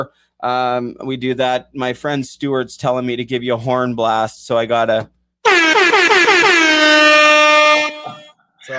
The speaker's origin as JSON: {"language": "English", "town": "Port Coquitlam", "region": "British Columbia", "country": "Canada", "tie": "born or raised there", "said": "growing up in Port Coquitlam, Terry Fox's hometown"}